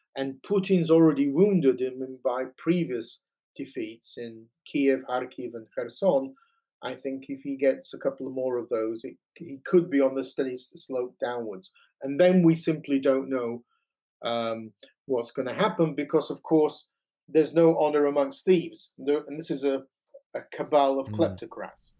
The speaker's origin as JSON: {"language": "English", "region": "Yorkshire and the Humber", "country": "United Kingdom", "tie": "born or raised there", "also_born_or_lived": "Toronto, Canada / The Hague, Netherlands", "moved": "as an adult", "lives_now": "England", "said": "I was born in Britain um, of Ukrainian Italian origins, uh, grew up in Yorkshire"}